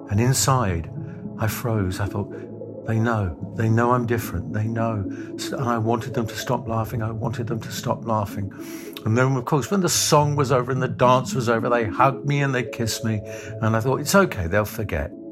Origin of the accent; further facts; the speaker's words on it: London, United Kingdom; Growing up in the East End of London uh, in the 1950s into the 1960s, I was born in 1950.